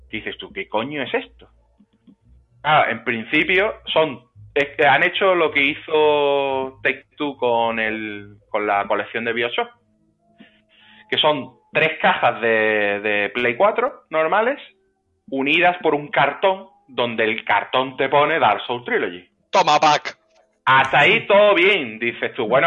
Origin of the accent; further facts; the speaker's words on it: England, United Kingdom; Digo, como soy inglés, no me lo contáis.